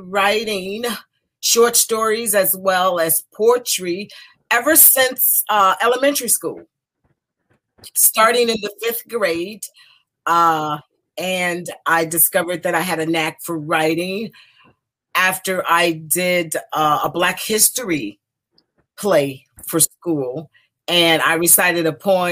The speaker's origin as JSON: {"language": "English", "town": "Detroit", "region": "Michigan", "country": "United States", "tie": "born or raised there", "moved": "as an adult", "lives_now": "DMV area, United States", "said": "I was born in Detroit, Michigan, the youngest of 12 siblings, 6 girls and 6 boys, and I'm the youngest. And so that's where I spent the first 30 years of my life, in the neighborhoods around Detroit"}